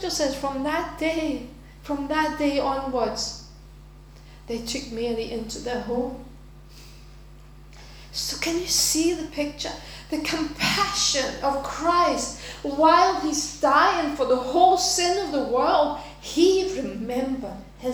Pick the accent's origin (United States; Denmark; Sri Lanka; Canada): Denmark; now in United Kingdom; go back to my home country and live there for a while